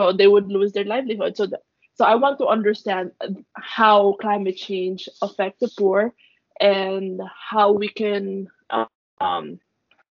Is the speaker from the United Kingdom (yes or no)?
no; Philippines; I'm Filipino